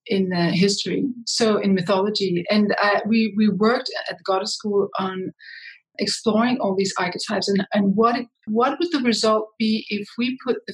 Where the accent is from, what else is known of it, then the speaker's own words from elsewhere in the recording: Copenhagen, Capital Region of Denmark, Denmark; moved away; also born or lived in Brussels / New York City; I come from Copenhagen, Denmark, but I have spent most of my life or half of my life outside of Denmark in international environments.